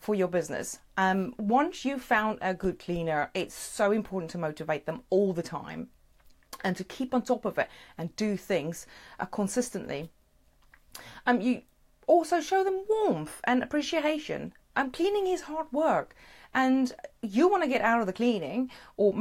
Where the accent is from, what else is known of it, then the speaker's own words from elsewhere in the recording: South Africa; moved away; Originally, I'm from South Africa